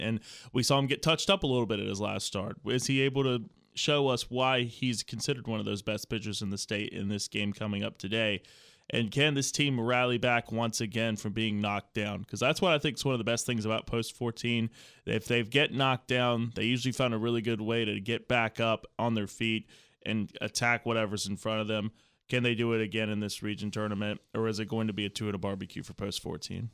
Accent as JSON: {"language": "English", "region": "Virginia", "country": "United States", "tie": "born or raised there", "moved": "yes", "said": "I grew up in Virginia"}